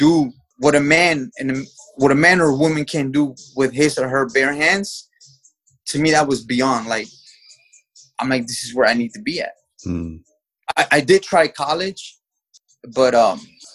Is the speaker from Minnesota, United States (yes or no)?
no; New York City, New York, United States; also born or lived in Mexico; I was born in Mexico and raised in the United States in the city of New York. I came to New York when I was 3 years old